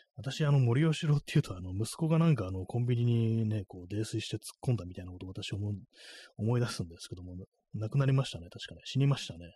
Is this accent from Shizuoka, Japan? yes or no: no; Tokyo, Japan; 東京にね、生まれ育った人間としてはね